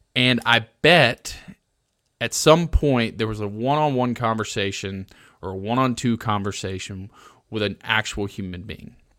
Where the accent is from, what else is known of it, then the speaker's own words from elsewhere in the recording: Alabama, United States; moved away; I'm originally from Alabama